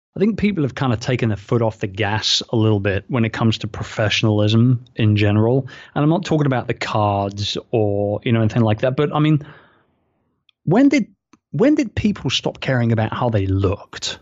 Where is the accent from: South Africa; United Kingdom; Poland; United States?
United Kingdom; London; moved away as an adult; now in Philippines; my hometown